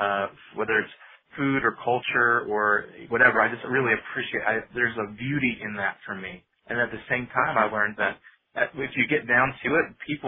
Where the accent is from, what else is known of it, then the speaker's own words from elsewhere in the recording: Virginia, United States; also born or lived in Long Island; I was born in West Virginia and then moved right outside New York City on Long Island for a few years before kind of settling down in Northern Virginia right outside Washington, D.C.